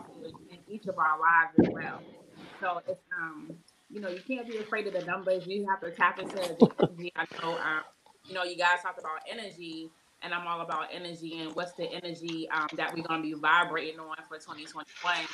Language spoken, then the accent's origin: English; Boston, Massachusetts, United States; moved away; also born or lived in Tuskegee, Alabama; I'm from Boston, Massachusetts, but I'm here